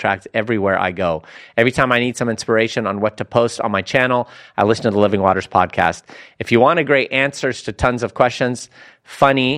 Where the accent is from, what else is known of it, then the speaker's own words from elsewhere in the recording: Lebanon; I'm from Lebanon